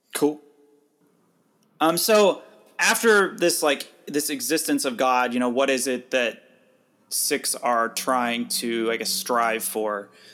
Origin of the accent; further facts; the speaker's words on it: United States; growing up in the United States